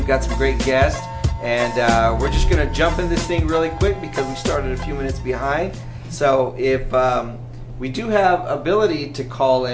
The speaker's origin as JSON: {"language": "English", "region": "California", "country": "United States", "moved": "yes", "said": "we're originally from California"}